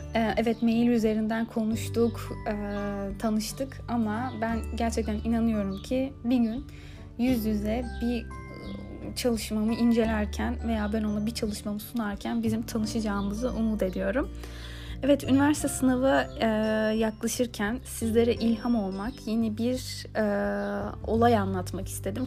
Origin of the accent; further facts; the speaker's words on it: Istanbul, Turkey; Ben İstanbul'da doğdum büyüdüm.